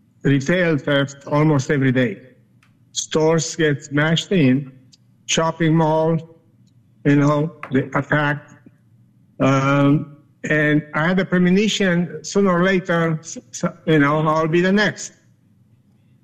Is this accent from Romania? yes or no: yes; Romania; English is a second language; moved away as an adult; also born or lived in Germany; now in United States; when I grew up in Romania